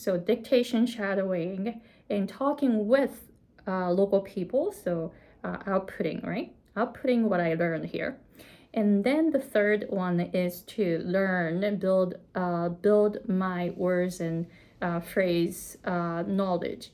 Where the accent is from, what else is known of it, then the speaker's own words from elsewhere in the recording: Japan; English is a second language; moved away as an adult; also born or lived in California, United States; now in Hawaii, United States; I came to the US from Japan at the age of 23 and I didn't speak English.